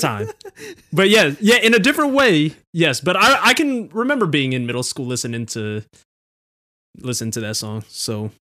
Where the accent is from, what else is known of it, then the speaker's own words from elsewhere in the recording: Philippines; we're both Filipino, and Filipino households